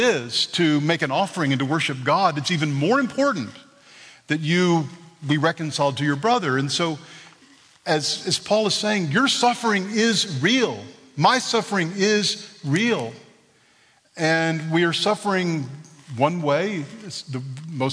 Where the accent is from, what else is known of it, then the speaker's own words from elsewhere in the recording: Texas, United States; I'm from Texas